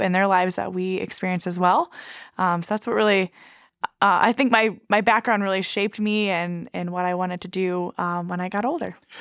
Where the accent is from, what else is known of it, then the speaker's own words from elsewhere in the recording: Nebraska, United States; also born or lived in Sierra Leone; now in Minot, United States; I grew up on a Native American reservation in Nebraska